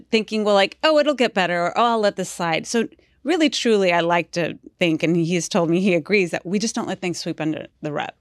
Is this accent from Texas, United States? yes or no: yes; Houston, Texas, United States; half Colombian, half Mexican, but I was born in Houston